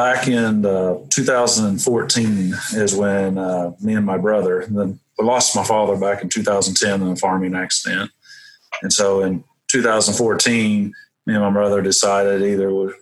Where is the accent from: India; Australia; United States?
United States; Welch, Oklahoma; also born or lived in Missouri; I grew up in Welch, which is a little town about maybe 30 miles from here, 30 minutes